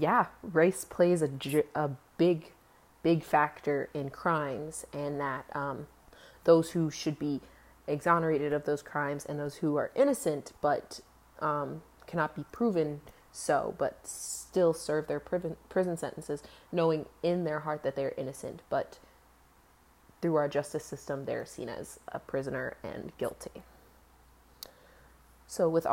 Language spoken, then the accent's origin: English; United States; I am African American